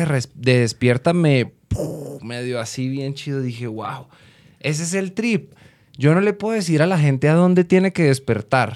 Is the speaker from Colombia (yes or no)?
yes; Colombia; moved away as an adult; now in Guadalajara, Mexico; yo como colombiano